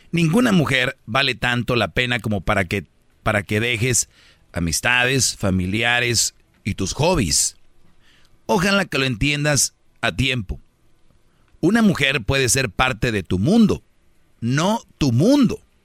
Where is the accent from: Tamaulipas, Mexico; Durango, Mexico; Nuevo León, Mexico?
Nuevo León, Mexico; Monterrey; en Monterrey, de donde soy yo